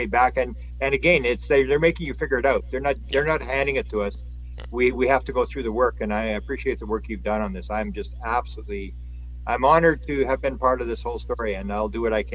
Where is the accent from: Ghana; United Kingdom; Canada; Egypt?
Canada; I'm from Canada